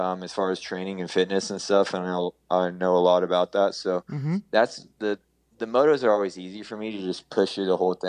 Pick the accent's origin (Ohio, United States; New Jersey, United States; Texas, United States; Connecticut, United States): Texas, United States; Houston; growing up in Houston.